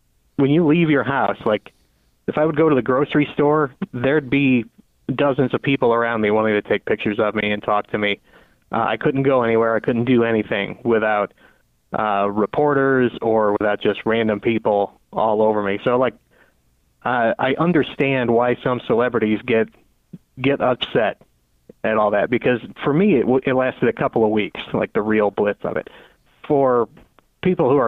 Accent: Granite City, Illinois, United States; you're from Granite City, Illinois

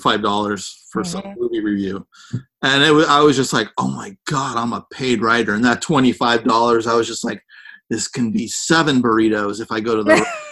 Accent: San Francisco, California, United States; I grew up in San Francisco

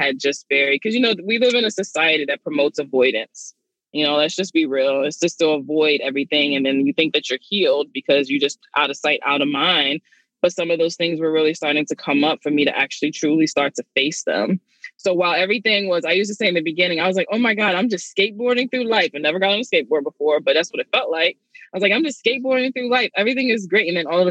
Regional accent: New York City, New York, United States; I'm from Brooklyn, you know, I had a kid at 16

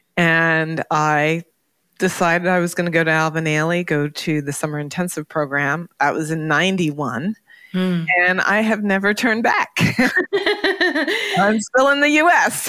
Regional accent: Toronto, Ontario, Canada; moved away; also born or lived in New York; growing up in Toronto

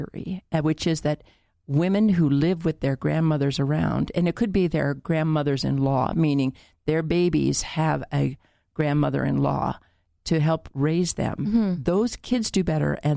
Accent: United States; as an American

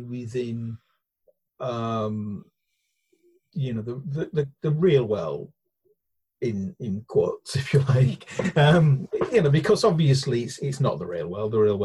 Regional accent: Hull, Yorkshire and the Humber, United Kingdom; moved away; I come from Hull, which is only, you know, sort of like 30 minutes down the road kind of thing

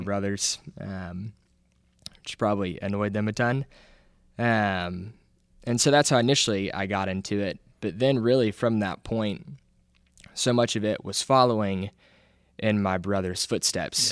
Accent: Auburn, United States; I'm from Auburn, was born, raised here, raised in the church

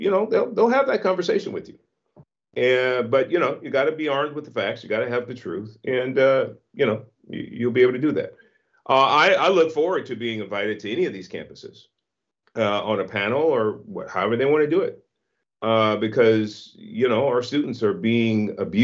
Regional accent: San Francisco, California, United States; I was born in San Francisco in the Hunters Point Projects in the 1960s

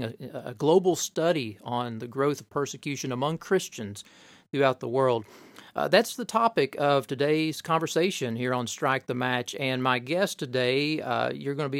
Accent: Corbin, Kentucky, United States; I grew up in Corbin, Kentucky

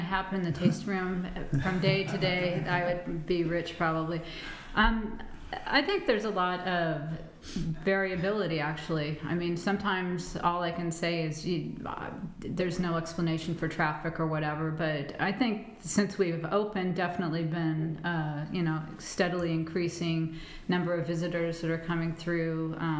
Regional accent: Pacific Northwest, United States; And my mother was a geologist. I'm from the Pacific Northwest, and the Pacific Ring of Fire was sort of my way to give her a little subtle shout out.

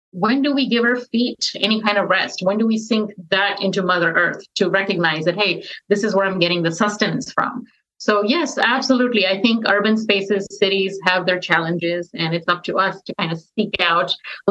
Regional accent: Texas, United States; I'm from Texas

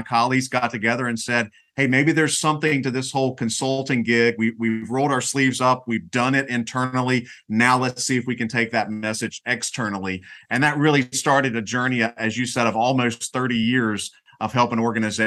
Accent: North Carolina, United States; I grew up in North Carolina, and I actually went to school here

